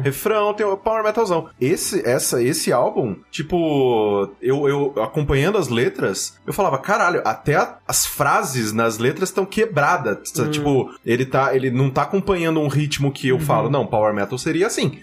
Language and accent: Portuguese; Mococa, São Paulo, Brazil; eu sou de Mococa